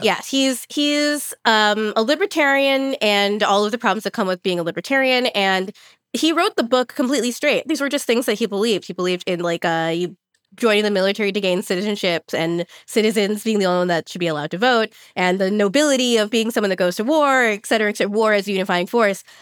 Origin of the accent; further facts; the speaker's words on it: Los Angeles, California, United States; what I grew up going to in Los Angeles